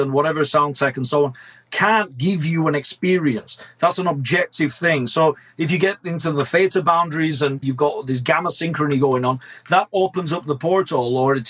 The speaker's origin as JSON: {"language": "English", "town": "Blackburn", "region": "North West England", "country": "United Kingdom", "tie": "born or raised there", "said": "Both of my parents are Italian. I was born in Blackburn, Lancashire, hence the curse of my accent."}